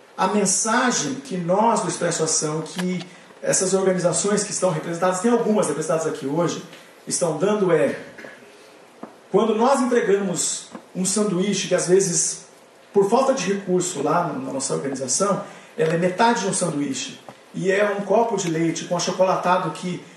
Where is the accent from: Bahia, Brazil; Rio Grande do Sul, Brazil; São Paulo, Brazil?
São Paulo, Brazil; also born or lived in Paraná; cheguei em São Paulo com 11 anos, vindo do Paraná